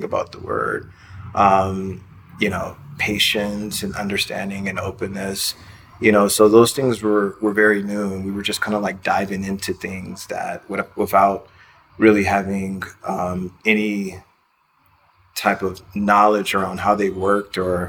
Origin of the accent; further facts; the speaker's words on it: Los Angeles, California, United States; moved away as an adult; also born or lived in Brooklyn, New York; I'm from Los Angeles, California